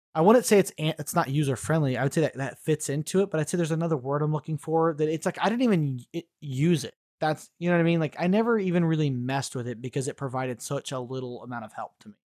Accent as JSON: {"language": "English", "region": "Missouri", "country": "United States", "said": "I'm a hillbilly from Missouri"}